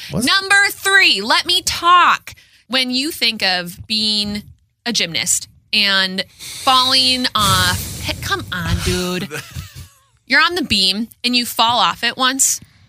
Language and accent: English; Minnesota, United States; it was invented in Minnesota? Either in my hometown or next to my hometown.